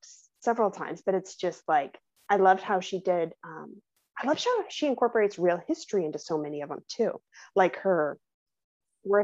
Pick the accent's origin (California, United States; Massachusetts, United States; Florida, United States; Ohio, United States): California, United States; San Diego area; moved away; that is set in San Diego, the closest that I've been to my hometown area